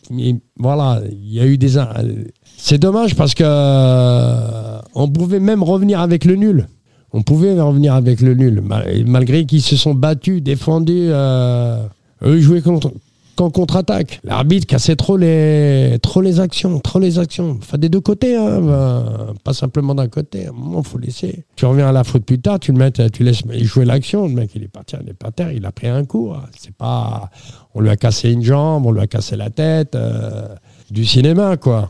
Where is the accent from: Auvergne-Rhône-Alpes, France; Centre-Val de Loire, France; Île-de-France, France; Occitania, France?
Île-de-France, France; Sartrouville; c'est potentiel de jeunes qu'on a chez nous à Sartrouville